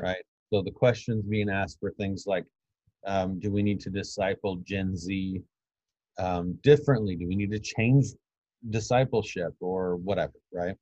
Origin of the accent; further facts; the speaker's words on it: United States; you know us as American Christians